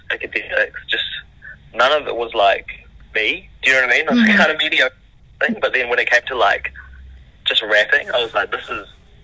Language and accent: English; Wellington, New Zealand; also born or lived in Bangladesh; I was born in Bangladesh, and I moved to New Zealand when I was very young.